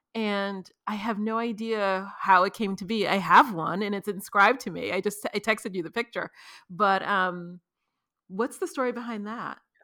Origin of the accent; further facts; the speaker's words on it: New York, United States; now in Los Angeles, United States; I'm from New York